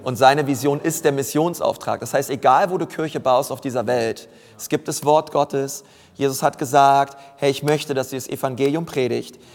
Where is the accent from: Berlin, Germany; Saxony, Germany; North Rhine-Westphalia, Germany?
Berlin, Germany; moved away as an adult; also born or lived in Franconia; Ich bin Berliner